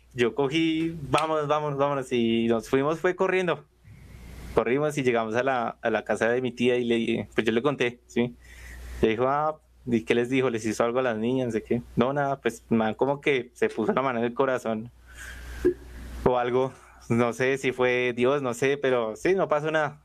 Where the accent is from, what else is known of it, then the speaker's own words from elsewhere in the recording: Bogotá, Colombia; soy de Bogotá